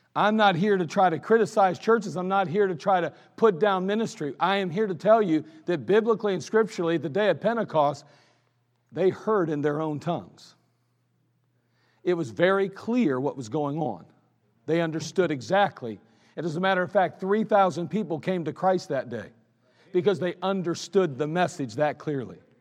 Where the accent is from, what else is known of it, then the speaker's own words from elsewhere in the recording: United States; I'm an American.